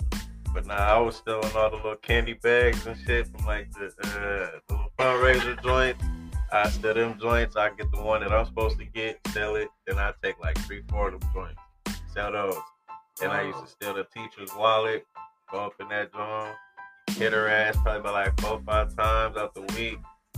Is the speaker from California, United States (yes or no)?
yes; California, United States; I mean, it was regular. You know, coming up on the west, you know, it's a little bit different, though.